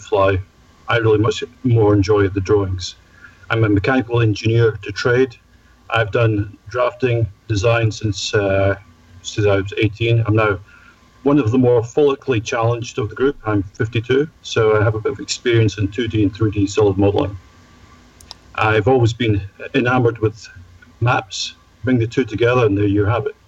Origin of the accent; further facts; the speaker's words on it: Scotland, United Kingdom; I'm Scottish